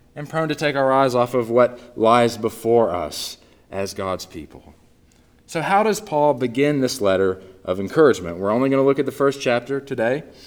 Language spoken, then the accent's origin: English; Northeast Texas, United States; moved away; growing up in Northeast Texas, I was born and raised into a family of diehard Dallas Cowboys fans